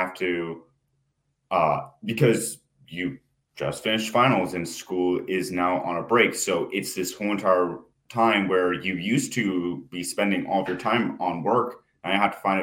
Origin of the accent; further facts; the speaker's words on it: Oregon, United States; I am from Oregon